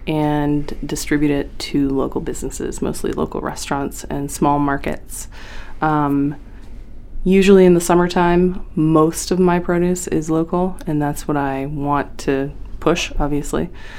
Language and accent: English; Wiscasset, Maine, United States; Wiscasset's a strange little town. I mean, they've been in the news lately, but it was very different when I was there. It was a really lovely place